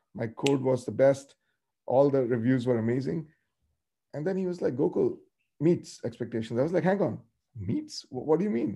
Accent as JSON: {"language": "English", "region": "North India", "country": "India", "tie": "born or raised there", "said": "I grew up in North India."}